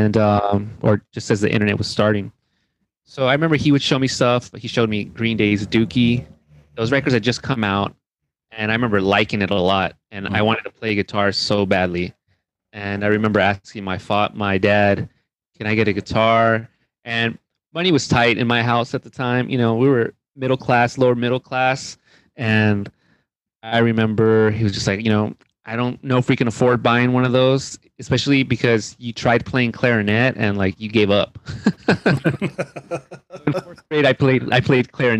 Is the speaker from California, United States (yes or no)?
yes; Rialto, California, United States; I grew up in Rialto, California, which is about 60 miles east of Los Angeles